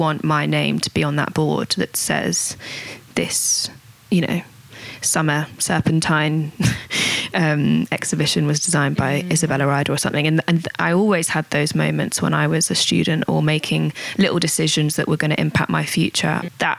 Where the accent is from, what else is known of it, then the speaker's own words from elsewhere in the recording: Manchester, North West England, United Kingdom; born there; also born or lived in Australia; now in London, United Kingdom; because I've only been here 14, 15 years from, you know, doing a little bit of school in Australia. I was born in Manchester.